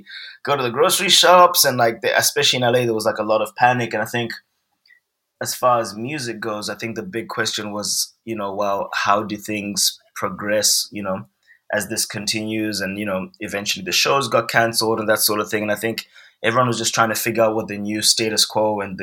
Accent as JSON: {"language": "English", "region": "Harare", "country": "Zimbabwe", "tie": "born or raised there", "also_born_or_lived": "England", "moved": "as an adult", "lives_now": "Los Angeles, United States", "said": "I'm from Zimbabwe. Mm-hmm. And so I'm born and raised in Zimbabwe. I grew up there."}